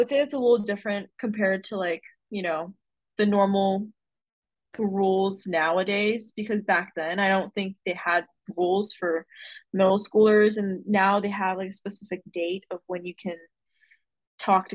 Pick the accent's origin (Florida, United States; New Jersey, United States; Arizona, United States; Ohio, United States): Arizona, United States; I played a lot of local events here in Arizona